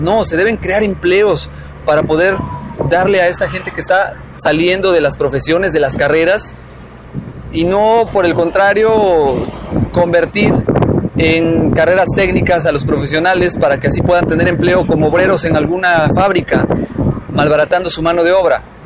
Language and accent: Spanish; Mexico; como mexicanos